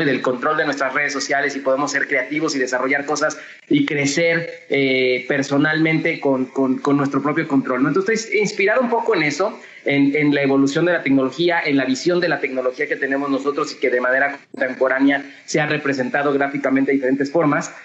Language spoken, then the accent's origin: Spanish; Mexico; como mexicanos